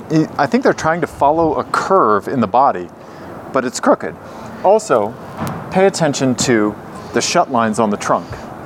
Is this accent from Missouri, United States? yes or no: yes; Missouri, United States; I'm from Missouri.